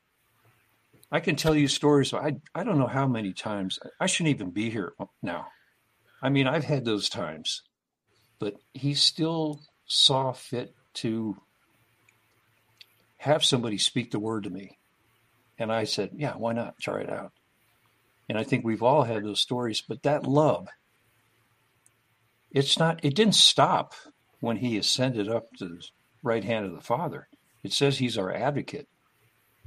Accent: California, United States; I'm from California

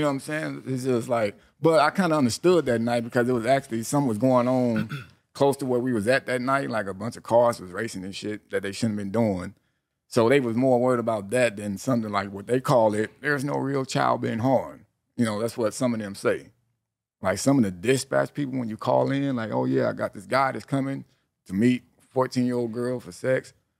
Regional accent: Long Beach, California, United States; me growing up in Long Beach

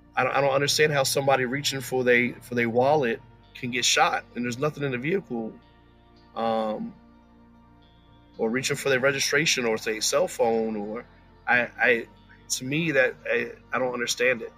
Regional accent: Woodbridge, Virginia, United States; also born or lived in Florida; I was born in Florida, um, raised in Woodbridge, Virginia

